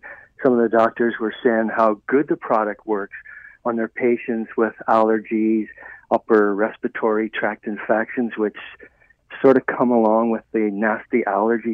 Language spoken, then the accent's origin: English; Ireland; I was raised in Ireland, and we have a very wet Vancouver, Seattle-type climate